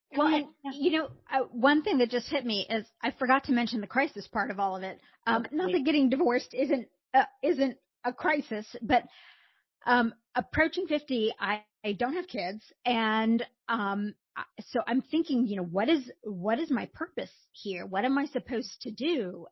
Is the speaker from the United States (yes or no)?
yes; Indiana, United States; I grew up in a small town in Indiana